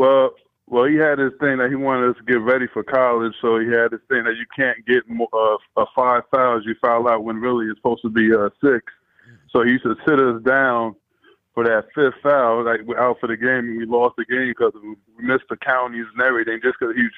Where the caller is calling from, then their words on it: New Jersey, United States; … from Jersey.